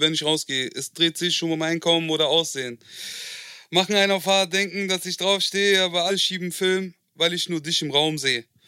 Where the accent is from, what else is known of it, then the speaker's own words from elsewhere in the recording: Marburg, Hesse, Germany; also born or lived in Frankfurt; ich bin in der Nähe von Frankfurt groß geworden in Marburg